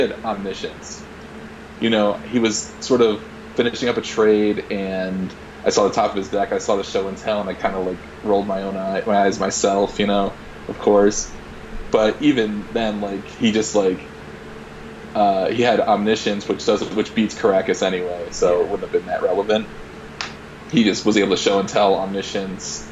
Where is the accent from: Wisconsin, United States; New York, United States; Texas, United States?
New York, United States; moved away as an adult; now in Utah, United States; I told him New York